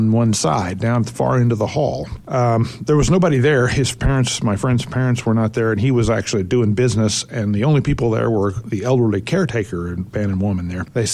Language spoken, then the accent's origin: English; Oklahoma City, Oklahoma, United States; also born or lived in Hawaii; I'm from Oklahoma City